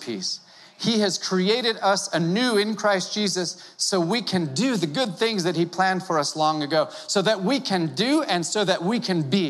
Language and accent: English; Wisconsin, United States; moved away; I was born in Wisconsin